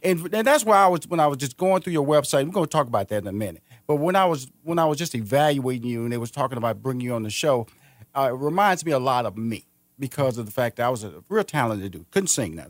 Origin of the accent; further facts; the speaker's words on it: Houston, Texas, United States; moved away as an adult; now in Atlanta, United States; I'm from Houston, Texas. I'm originally from there. I moved here to Atlanta in two thousand seven